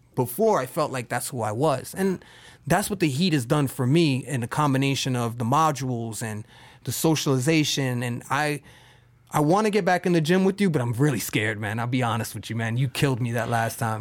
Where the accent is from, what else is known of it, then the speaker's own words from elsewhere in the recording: New York, United States; I'm from New York